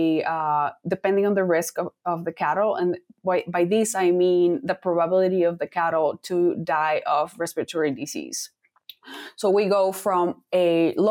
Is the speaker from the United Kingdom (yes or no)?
no; Mexico City, Mexico; moved away as an adult; also born or lived in Kansas / Iowa; Was born and raised in one of the largest cities in the world. I'm from Mexico City, and I went to veterinary school there.